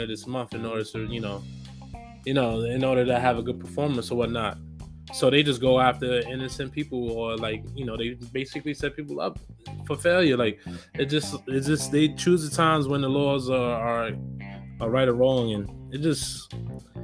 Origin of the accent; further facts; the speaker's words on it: New York City, New York, United States; I'm from the Bronx. I grew up there